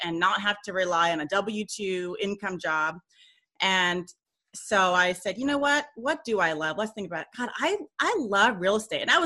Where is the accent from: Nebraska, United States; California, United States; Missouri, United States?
California, United States; Southern; moved away as an adult; now in Memphis, United States; Originally, I grew up and was born and raised in Southern California